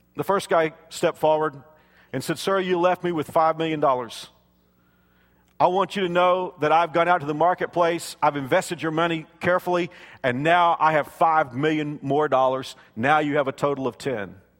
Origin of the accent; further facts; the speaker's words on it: South Texas, United States; When I was a kid growing up in South Texas